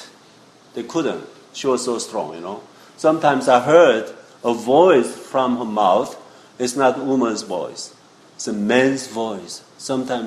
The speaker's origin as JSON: {"language": "English", "country": "South Korea", "tie": "born or raised there", "moved": "yes", "said": "I was born in South Korea, Seoul"}